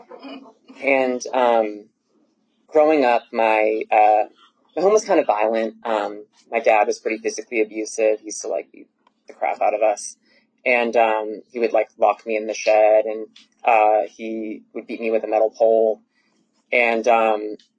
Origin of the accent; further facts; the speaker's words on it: Lexington, Massachusetts, United States; now in Atlanta, United States; I was born in Lexington, Massachusetts, which is right outside of Boston